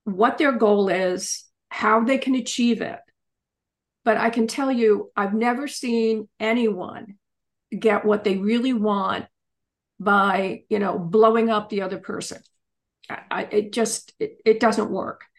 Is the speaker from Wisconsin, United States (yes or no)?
no; Pennsylvania, United States; also born or lived in England